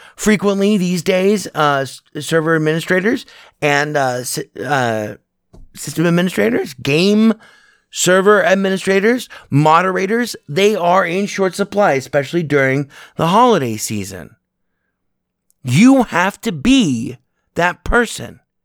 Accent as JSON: {"language": "English", "country": "United States", "said": "as an American"}